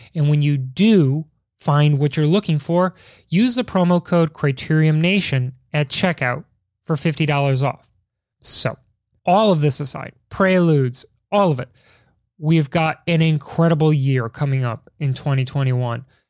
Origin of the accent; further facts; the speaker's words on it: Chicago, Illinois, United States; as a Chicagoan, as somebody who, who, like, grew up in the height of pizza culture